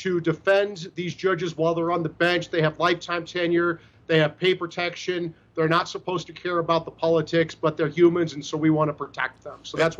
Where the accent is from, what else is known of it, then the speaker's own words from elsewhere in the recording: Iowa, United States; Chuck Grassley, my home state senator from Iowa.